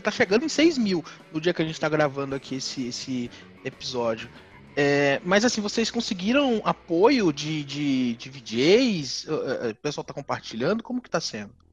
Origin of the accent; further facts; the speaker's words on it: Salvador, Bahia, Brazil; also born or lived in interior of São Paulo state; eu sou de Salvador, minha vida inteira eu morei em Salvador